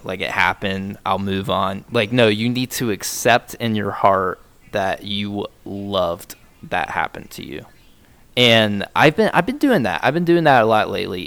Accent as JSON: {"language": "English", "country": "United States", "said": "I'm fucking American"}